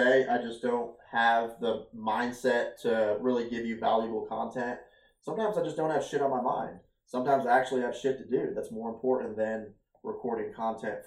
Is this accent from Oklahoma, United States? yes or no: no; Ohio, United States; moved away as an adult; now in Virginia, United States; 7 years ago, I moved away from Ohio. I moved away from my parents. I moved away from my family, and I started my own journey out here in Virginia